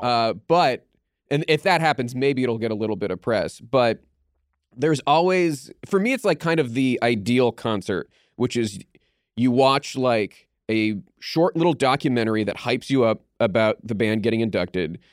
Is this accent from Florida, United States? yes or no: no; Pittsburgh, Pennsylvania, United States; I grew up in Pittsburgh